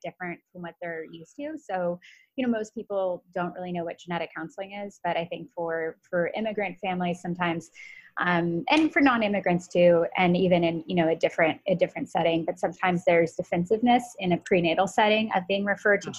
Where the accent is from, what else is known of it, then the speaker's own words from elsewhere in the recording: United States; I'm American